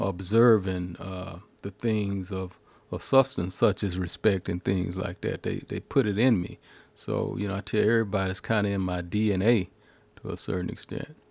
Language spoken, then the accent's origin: English; the South, United States; we're from the South, and we just had different stories